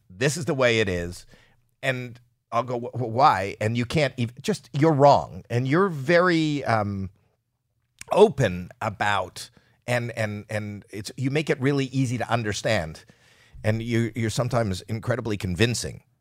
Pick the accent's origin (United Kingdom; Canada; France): Canada; moved away as an adult; now in United States; I'm from Canada, And I came to America